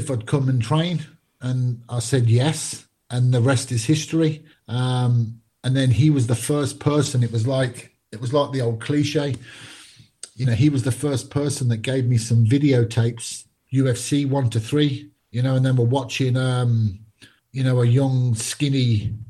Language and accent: English; Birmingham, West Midlands, United Kingdom; also born or lived in Glasgow, Scotland; I was born in Glasgow, Scotland, Scottish parents, but actually moved, well, my family moved to Birmingham when I was just a young boy. So, you know, 90% of my life, I went to school and grew up in Birmingham, and this is where I now call home